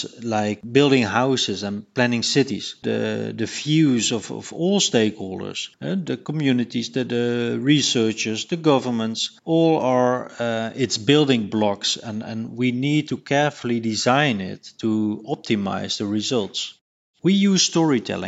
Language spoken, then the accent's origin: English; Rotterdam, South Holland, Netherlands; my hometown Rotterdam